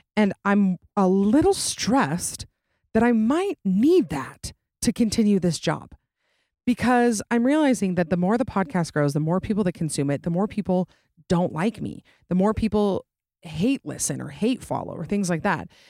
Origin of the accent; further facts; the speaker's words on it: Utah, United States; I'm obviously from Utah